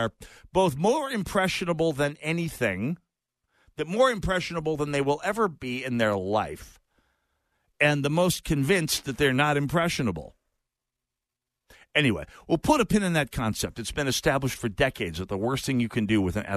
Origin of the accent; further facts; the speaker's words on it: Jamestown, North Dakota, United States; North Dakota was my hometown of Jamestown